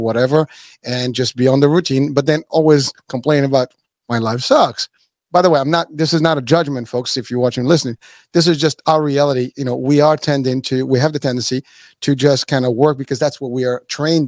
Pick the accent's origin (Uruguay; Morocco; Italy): Morocco; moved away; also born or lived in New York City; I was born in Morocco